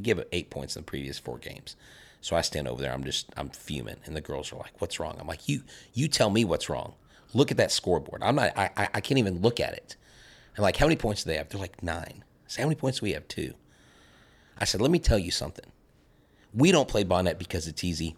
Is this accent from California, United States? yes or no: no; Florida, United States; moved away; also born or lived in Texas; I'm originally from Florida.